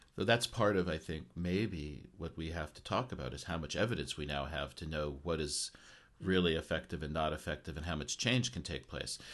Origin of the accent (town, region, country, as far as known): United States; now in Japan